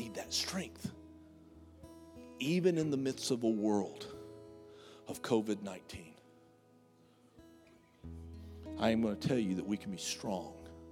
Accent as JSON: {"language": "English", "country": "United States", "said": "I'm an American. We don't do metric"}